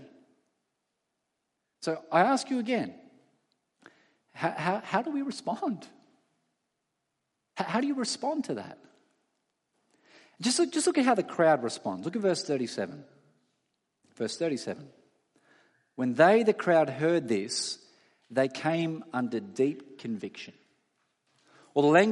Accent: Australia; all of us as Australian citizens

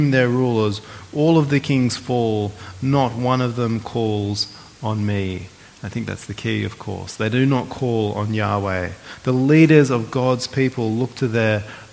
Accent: Australia

